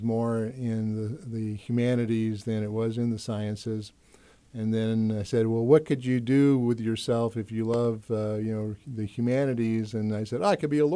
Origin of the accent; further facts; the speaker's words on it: Charleston, South Carolina, United States; moved away as an adult; also born or lived in Greenville, South Carolina; now in Muncie, United States; I was born in Charleston, South Carolina. My father was in the Marine Corps. And then when I was 14, we moved from Charleston to Greenville, South Carolina